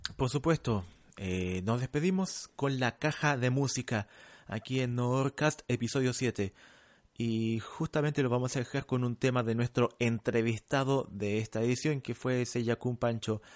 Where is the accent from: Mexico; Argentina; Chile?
Chile; Santiago, Santiago Metropolitan Region; also born or lived in La Cisterna / San Miguel / Providencia; now in Santiago, Chile; yo nací en Pedro Aguirre Cerda. Actualmente vivo en Provi, el laboratorio está en Provi, viví en la cisterna en San Miguel